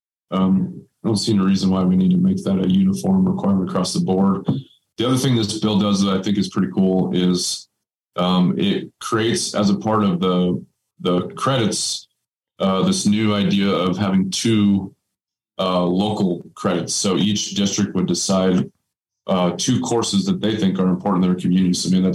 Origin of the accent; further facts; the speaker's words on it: Aztec, New Mexico, United States; I was born and raised in Aztec